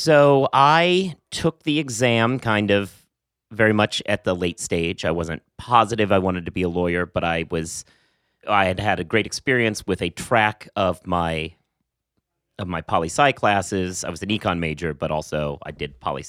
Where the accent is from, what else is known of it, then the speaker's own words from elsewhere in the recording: West Coast, United States; I'm coming from the West Coast.